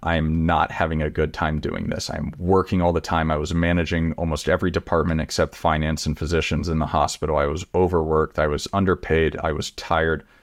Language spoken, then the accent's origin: English; Texas, United States; I grew up in Texas